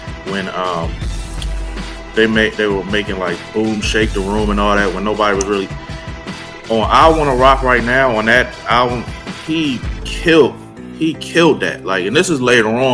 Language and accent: English; Philadelphia, Pennsylvania, United States; I'm from Philly